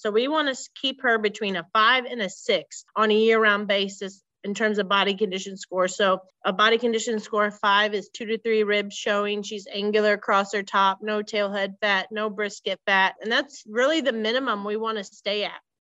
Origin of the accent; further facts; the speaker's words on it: Central Missouri, United States; I grew up in Central Missouri about 20 miles south of Jefferson City, Missouri, on a small cow calf operation